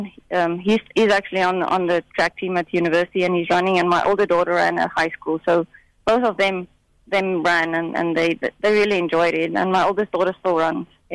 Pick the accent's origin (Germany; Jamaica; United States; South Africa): South Africa; moved away; growing up in South Africa with a culture of not being considered a true athlete until you've actually run the Comrades